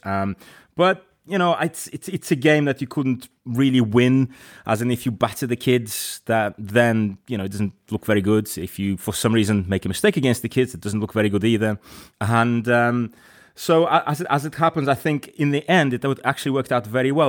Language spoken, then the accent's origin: English; Crosby, North West England, United Kingdom; moved away; I grew up in Crosby.